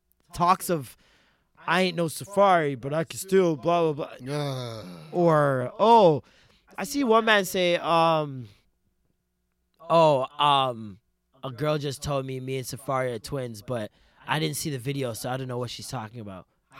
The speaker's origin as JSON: {"language": "English", "country": "Jamaica", "said": "And as a Jamaican"}